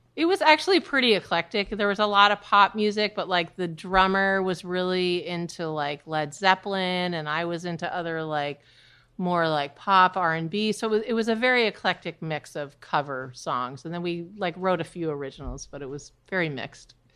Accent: New Hampshire, United States; moved away as an adult; now in New York, United States; I was born and raised in New Hampshire.

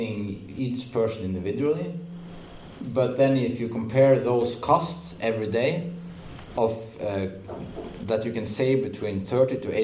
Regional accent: Norway; also born or lived in Odense, Denmark; now in Denmark; I'm from Norway, but I live in Denmark.

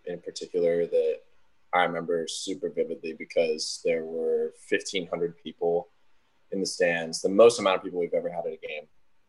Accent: Sacramento, California, United States; moved away as an adult; now in San Diego, United States; I'm from the Sacramento area

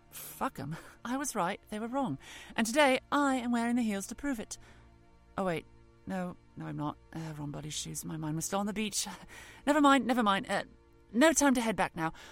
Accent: East of England, United Kingdom; I, I grew up in Norfolk, after all. My beaches were never sun-baked.

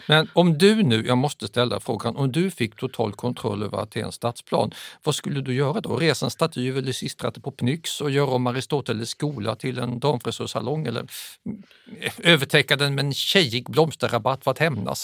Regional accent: Sweden; som svensk

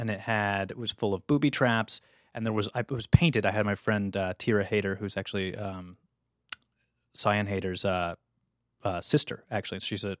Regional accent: Ladue, Missouri, United States; also born or lived in St. Louis; So I went to Brown. I'm from St. Louis, Missouri.

